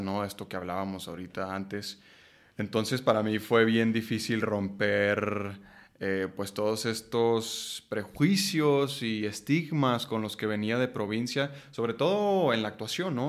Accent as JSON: {"language": "Spanish", "region": "Chihuahua", "country": "Mexico", "tie": "born or raised there", "moved": "as an adult", "lives_now": "Mexico City, Mexico", "said": "cuando llegué de Chihuahua a Ciudad de México a los 19 años a estudiar actuación"}